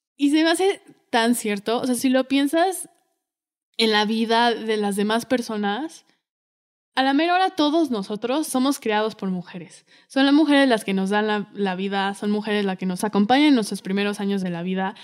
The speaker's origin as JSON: {"language": "Spanish", "country": "Mexico", "said": "como mexicano"}